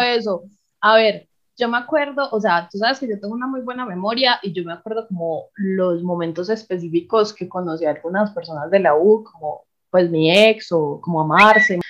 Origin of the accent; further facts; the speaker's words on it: Paisa, Antioquia, Colombia; first language Spanish; also born or lived in Bogotá; Yo soy una mujer paisa de 27 años.